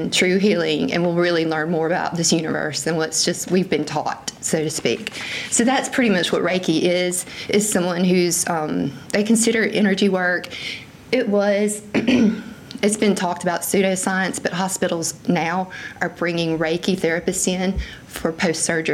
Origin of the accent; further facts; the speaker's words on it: Sand Hill, Mississippi, United States; I was raised in Greene County, Mississippi